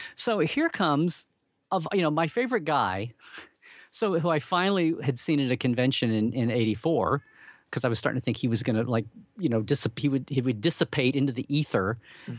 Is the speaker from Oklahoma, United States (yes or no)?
yes; Oklahoma, United States; I grew up in Oklahoma